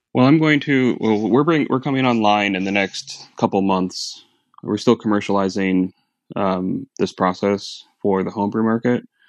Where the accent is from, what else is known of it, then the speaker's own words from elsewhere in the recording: Phoenix, Arizona, United States; moved away; I'm from Phoenix originally.